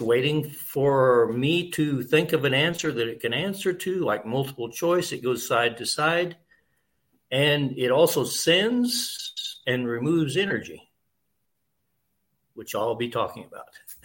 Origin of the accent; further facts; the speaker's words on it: Kansas, United States; moved away as an adult; now in Costa Rica; I'm originally from Kansas, but I bought a farm in Costa Rica 40 years ago, and I've been back here on my farm about 15 years now